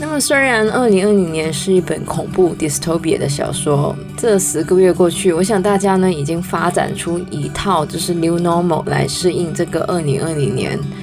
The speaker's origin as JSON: {"language": "Chinese", "country": "Canada", "tie": "born or raised there", "said": "我是在加拿大长大的"}